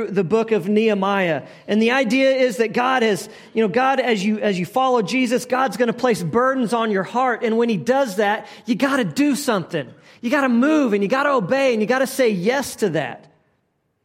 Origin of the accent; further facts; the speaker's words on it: Texas, United States; moved away; I grew up in Texas, probably three and a half hours from the coast